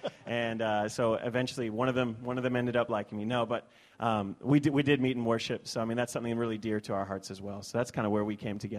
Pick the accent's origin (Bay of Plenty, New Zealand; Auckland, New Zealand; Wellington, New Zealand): Wellington, New Zealand; Masterton; moved away as an adult; now in Tucson, United States; I was born in Tucson, and I lived in the Wairarapa for middle school and high school, or intermediate and college, whatever we call it here.